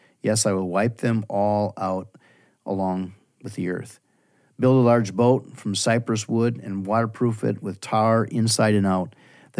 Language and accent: English; Wisconsin, United States; Yeah, well, I'm from the west side of Wisconsin.